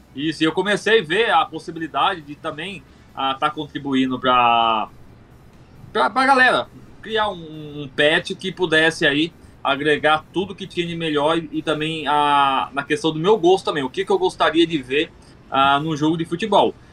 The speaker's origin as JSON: {"language": "Portuguese", "town": "Mogi Mirim", "region": "São Paulo", "country": "Brazil", "moved": "as an adult", "lives_now": "João Pessoa, Brazil", "said": "Só que agora tô, na, tô em João Pessoa, Paraíba. Mas eu sou ah, de Mogi Mirim, São Paulo."}